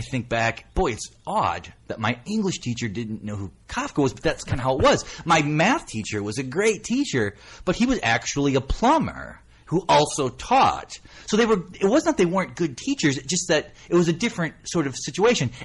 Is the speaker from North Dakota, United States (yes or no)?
yes; North Dakota, United States; moved away as an adult; also born or lived in Akron, Ohio; there just aren't a lot of writers from North Dakota. Now, weirdly, there's two from my hometown